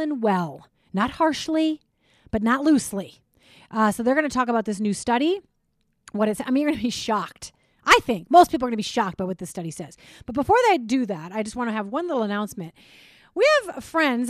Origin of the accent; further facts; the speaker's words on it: Minnesota, United States; I grew up in Minnesota